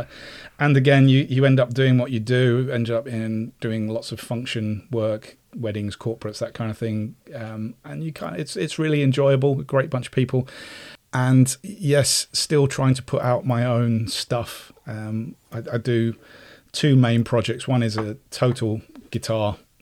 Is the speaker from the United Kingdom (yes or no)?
no; Cyprus; moved away; I was also in Cyprus as well, I grew up in Cyprus